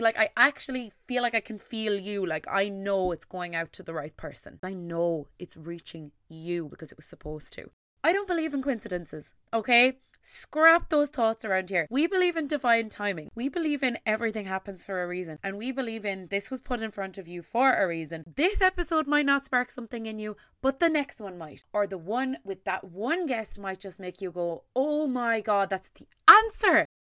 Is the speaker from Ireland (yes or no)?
yes; Tipperary, Munster, Ireland; I am from Tipperary in Ireland